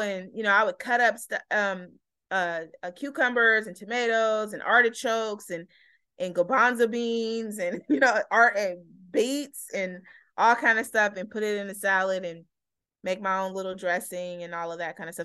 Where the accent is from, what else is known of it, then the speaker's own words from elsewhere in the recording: Oakland, California, United States; also born or lived in Berkeley; growing up in Oakland